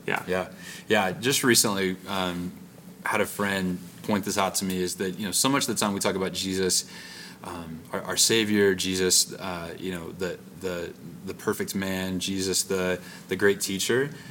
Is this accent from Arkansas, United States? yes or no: yes; Arkansas, United States; the camp I grew up at in Arkansas